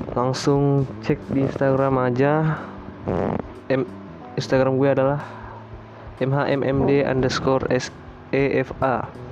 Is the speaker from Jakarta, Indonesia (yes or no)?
no; Surabaya, East Java, Indonesia; now in Kolaka, Indonesia; saya lahir di Surabaya, menetap di kota Kolaka